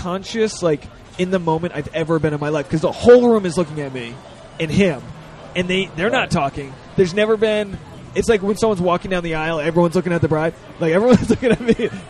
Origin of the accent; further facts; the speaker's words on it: Rhode Island, United States; Oh, I'm from Rhode Island.